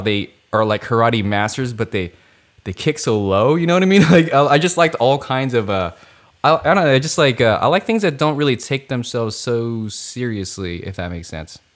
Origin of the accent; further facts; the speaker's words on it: Philippines; Filipino. I'm Filipino.